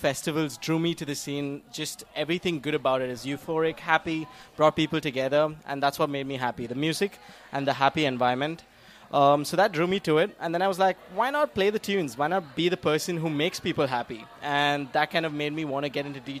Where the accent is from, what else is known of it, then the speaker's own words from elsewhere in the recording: India; moved away as an adult; now in Melbourne, Australia; I'm from India originally. Came to Melbourne almost 6 years back now